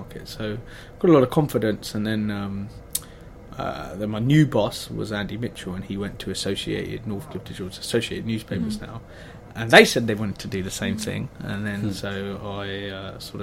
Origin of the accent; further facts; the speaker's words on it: Hertfordshire, East of England, United Kingdom; We grew up in Hertfordshire, actually, but the ladies' shoe was in Letchworth